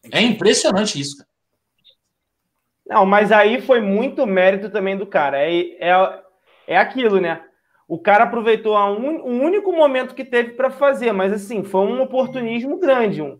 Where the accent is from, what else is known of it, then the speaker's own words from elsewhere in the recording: Portugal; Como português que sou, tenho muito orgulho em saber que o Flamengo é falado todos os dias nas televisões em Portugal.